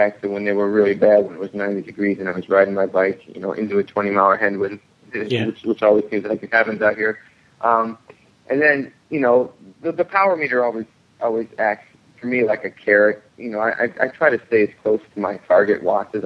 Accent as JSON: {"language": "English", "region": "Midwest", "country": "United States", "said": "I'm from the Midwest here in the States"}